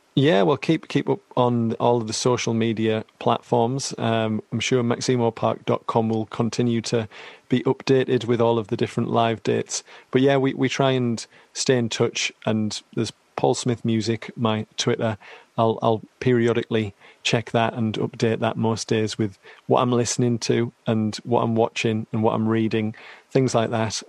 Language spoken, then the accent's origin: English; Teesside, North East England, United Kingdom; I'm from Teesside